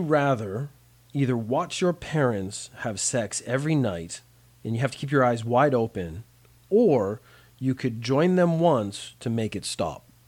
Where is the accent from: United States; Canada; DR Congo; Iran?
Canada; as a Canadian, we don't study a lot of American history